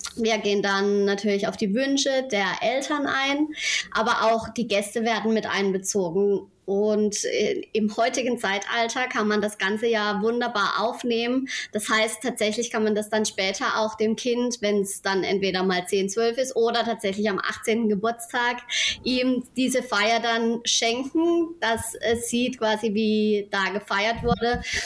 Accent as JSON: {"language": "German", "town": "Rheinhausen", "region": "Baden-Württemberg", "country": "Germany", "said": "komme aus Rheinhausen, einem kleinen Dorf am schönen Rhein in der Nähe des Europaparks"}